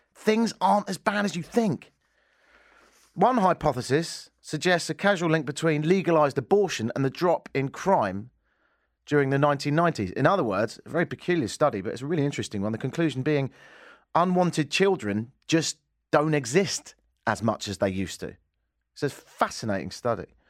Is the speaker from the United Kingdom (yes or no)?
yes; England, United Kingdom; moved away as an adult; also born or lived in Canada; now in Toronto, Canada; I grew up in England